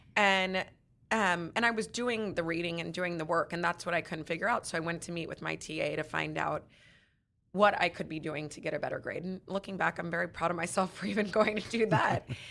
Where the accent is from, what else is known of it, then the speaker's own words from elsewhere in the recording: Texas, United States; We grew up in Texas